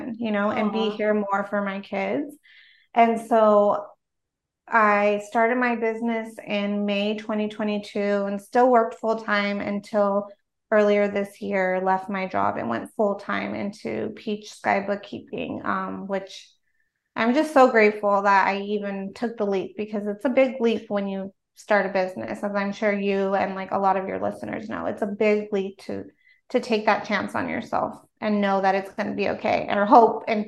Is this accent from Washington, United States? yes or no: no; Los Angeles, California, United States; also born or lived in South Bay, California; I grew up in a small, like, I guess you could call it a suburb of Los Angeles, on the west side of Los Angeles